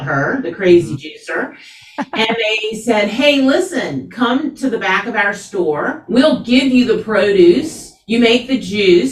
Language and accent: English; Atlanta, Georgia, United States; I grew up here in Atlanta, which is unusual